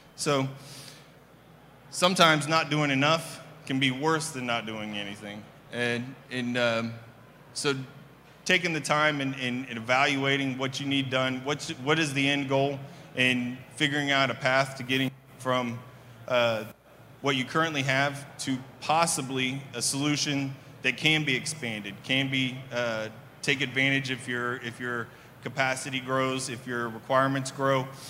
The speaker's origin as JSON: {"language": "English", "town": "Kansas City", "region": "Missouri", "country": "United States", "moved": "as an adult", "lives_now": "Dallas Fort Worth, United States", "said": "I'm originally from Kansas City"}